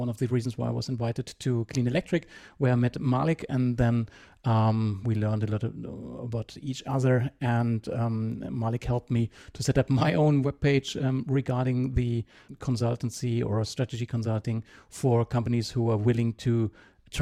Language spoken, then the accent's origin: English; Germany; English is a second language; moved away as an adult; now in Switzerland; I'm originally from Germany as well. But I moved to Switzerland 17 years ago, mainly for flying